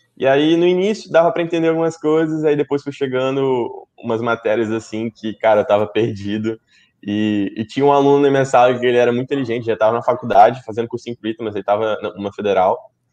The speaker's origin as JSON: {"language": "Portuguese", "region": "Espírito Santo", "country": "Brazil", "said": "eu sou do Espírito Santo"}